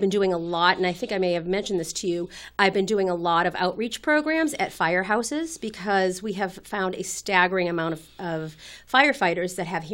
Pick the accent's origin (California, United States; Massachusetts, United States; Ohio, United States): Massachusetts, United States; Winchester; also born or lived in Rhode Island; I grew up in Winchester.